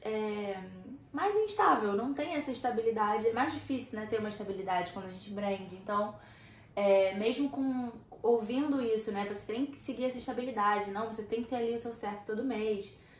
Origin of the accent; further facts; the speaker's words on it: Rio de Janeiro, Brazil; eu sou do Rio de Janeiro